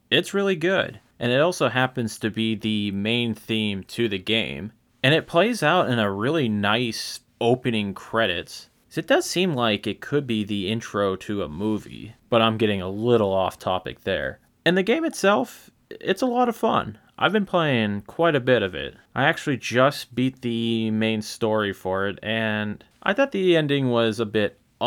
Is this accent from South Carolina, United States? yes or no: no; Erie, Pennsylvania, United States; my hometown of Erie, Pennsylvania